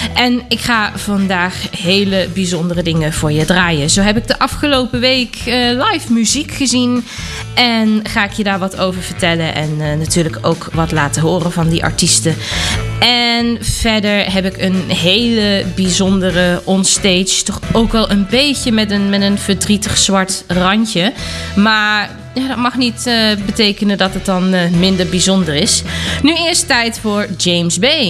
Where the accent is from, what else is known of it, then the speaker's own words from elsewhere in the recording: Germany; kom ik uit Duitsland